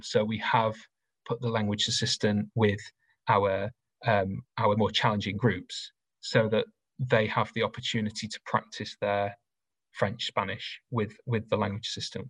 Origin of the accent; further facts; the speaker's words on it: Rotherham, Yorkshire and the Humber, United Kingdom; I grew up in South Yorkshire. Uh, I went to a comprehensive school in Rotherham.